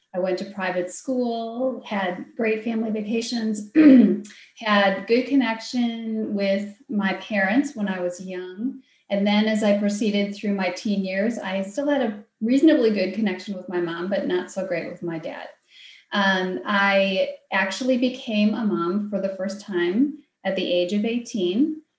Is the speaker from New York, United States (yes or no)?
no; Wisconsin, United States; my home state is Wisconsin